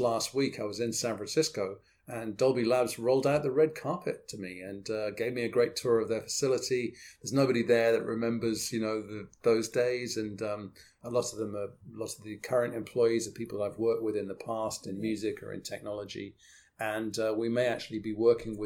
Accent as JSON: {"language": "English", "area": "outside Oxford", "region": "South East England", "country": "United Kingdom", "tie": "born or raised there", "moved": "yes", "lives_now": "Woodbridge, United Kingdom", "said": "I grew up outside Oxford and now live outside Woodbridge"}